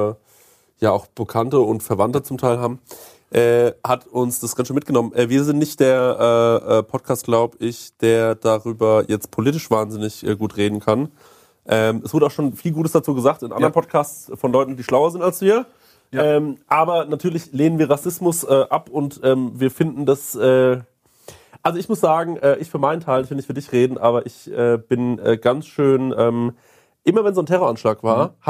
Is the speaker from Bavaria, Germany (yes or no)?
yes; Aschaffenburg, Bavaria, Germany; Und äh, wir kommen aus Aschaffenburg